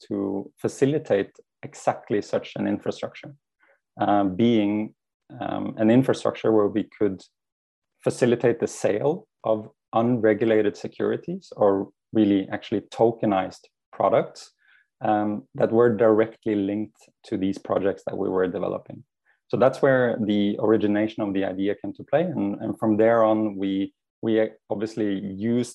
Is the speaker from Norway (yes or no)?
yes; Norway; now in Switzerland; I am originally from Norway, where my journey started